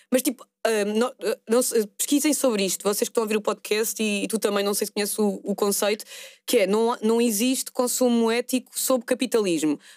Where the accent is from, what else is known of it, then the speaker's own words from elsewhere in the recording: Porto, Norte, Portugal; Sou do Porto.